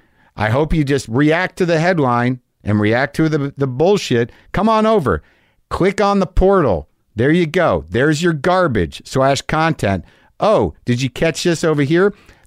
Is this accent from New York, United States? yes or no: no; Coeur d'Alene, Idaho, United States; now in Germany; I'm originally from the Spokane area, Coeur d'Alene. It's in Idaho, I believe, right? But live in Germany now.